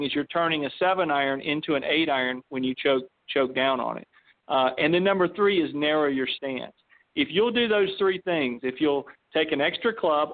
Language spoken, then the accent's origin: English; Western North Carolina, United States; moved away; also born or lived in Florida; I grew up in Western North Carolina